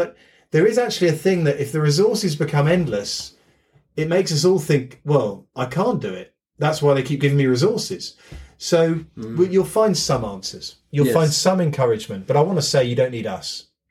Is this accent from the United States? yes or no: no; United Kingdom; being British